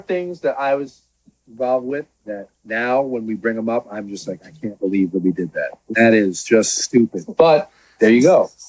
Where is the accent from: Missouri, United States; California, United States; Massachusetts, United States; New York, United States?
New York, United States; Long Island; We grew up together on Long Island.